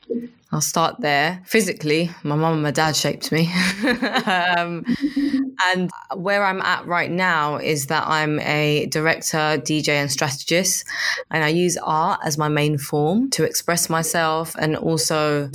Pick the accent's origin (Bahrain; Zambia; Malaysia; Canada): Zambia; Lusaka, Lusaka Province; now in London, United Kingdom; I was born in London. I grew up in Zambia, in Lusaka. And then I came back to London. And London's my base